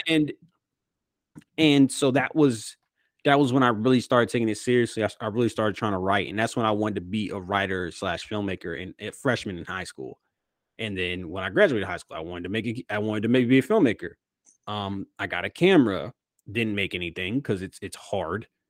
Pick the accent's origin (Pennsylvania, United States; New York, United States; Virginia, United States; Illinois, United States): Virginia, United States; Manassas; moved away; I grew up in Manassas, Virginia